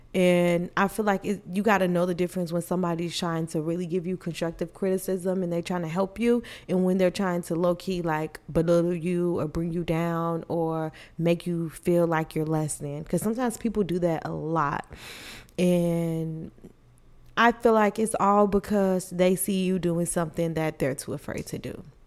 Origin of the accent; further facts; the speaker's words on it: Illinois, United States; now in Texas, United States; I am originally from Illinois, but I am currently staying in Texas